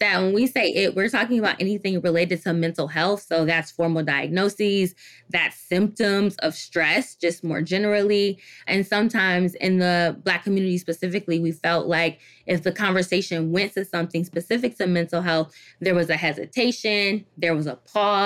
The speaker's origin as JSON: {"language": "English", "town": "Detroit", "region": "Michigan", "country": "United States", "tie": "born or raised there", "also_born_or_lived": "Washington, D.C.", "said": "I'm originally from Detroit, Michigan. And growing up in Detroit"}